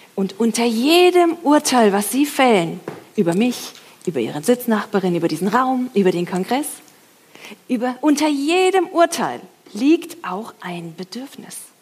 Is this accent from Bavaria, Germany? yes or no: yes; Franconia, Bavaria, Germany; ich komme ja aus Franken